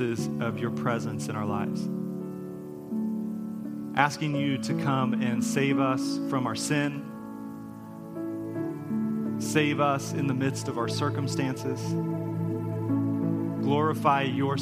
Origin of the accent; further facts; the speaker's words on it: United States; As American Christians